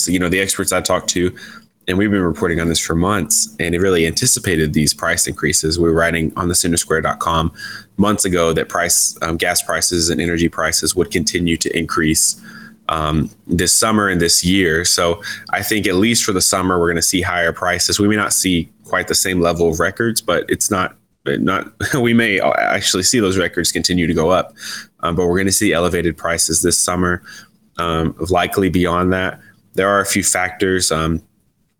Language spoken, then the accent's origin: English; Texas, United States; My home state of Texas